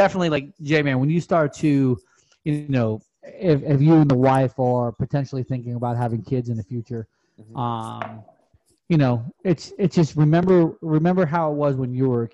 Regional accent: Rochester, New York, United States; now in South Florida, United States; I'm from Rochester, right? So I'm 30 minutes north of Buffalo

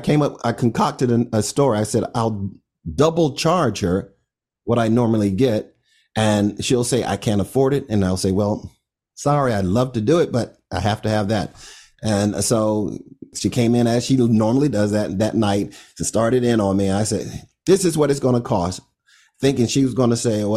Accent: Orlando, Florida, United States; moved away as an adult; also born or lived in Miami

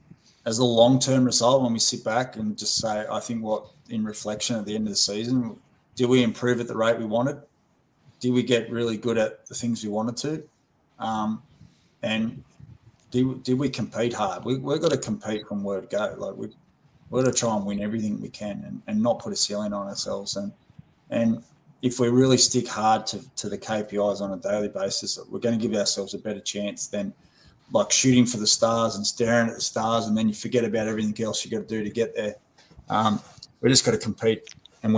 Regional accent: Australia; now in New Zealand; I'm Australian

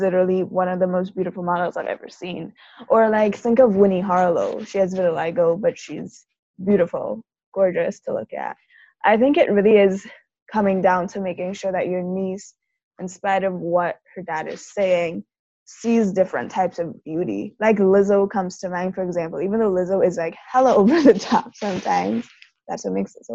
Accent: Trinidad & Tobago; us growing up in Trinidad, even though Black people are the majority

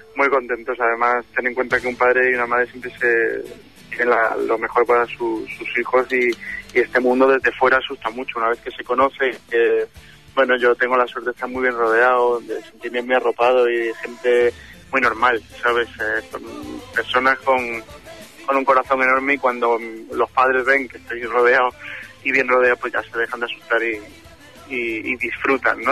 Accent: Málaga, Andalusia, Spain; moved away

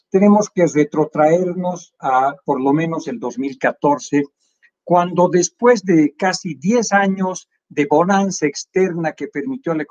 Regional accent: Villazón, Potosí, Bolivia; moved away; also born or lived in La Paz, Bolivia / Rio de Janeiro, Brazil; Villazón, pero nacido en La Paz, o registrado en La Paz y este, este, estudiado en la Escuela Pública Cornelio Saavedra eh, de, Villazón, del cual soy muy orgulloso.

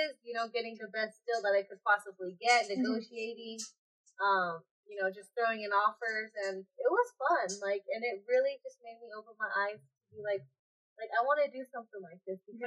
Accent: Greeley, Colorado, United States; I'm from Greeley, Colorado. Basically, grew up in Greeley, Colorado

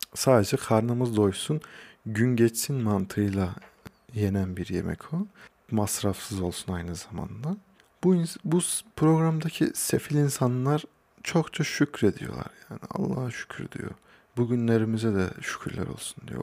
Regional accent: Hacılar, Kayseri Province, Turkey; also born or lived in Ankara; Kayseri Hacılarlıyım. Doğma büyüme de buradayım

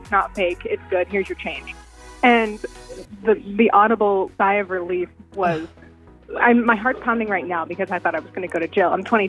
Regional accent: Central Oregon, United States; moved away; I'm from Central Oregon, so being newly, drinkable age, I'm 22, but I haven't lived in Central Oregon for a while

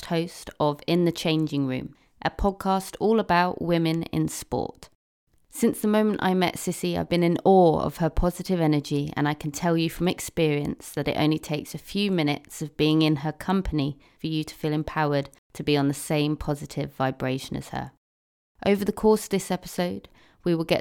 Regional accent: England, United Kingdom; we are English

